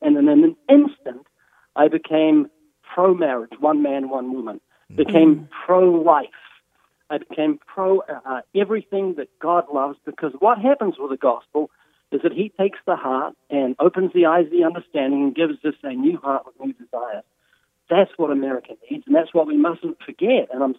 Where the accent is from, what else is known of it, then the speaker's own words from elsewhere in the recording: Australia; accent: deep southern accent from down under; He's got his southern accent, and I've got my deep southern accent from down under